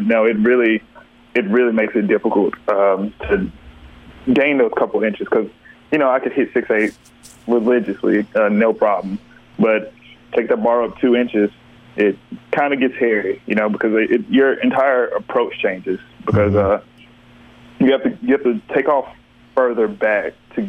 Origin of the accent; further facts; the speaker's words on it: Tuscaloosa, Alabama, United States; now in Vicksburg, United States; We're from Tuscaloosa, so we used to go to Birmingham to Crossplex